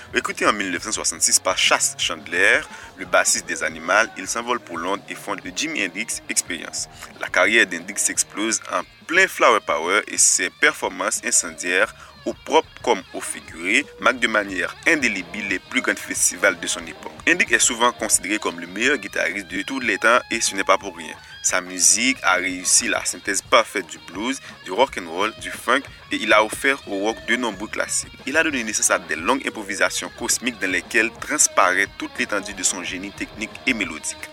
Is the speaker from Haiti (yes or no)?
yes; Haiti; chez nous en Haïti